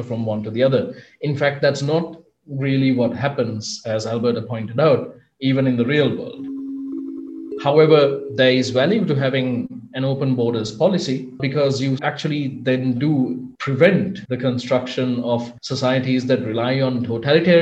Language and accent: English; Sri Lanka; I'm from Sri Lanka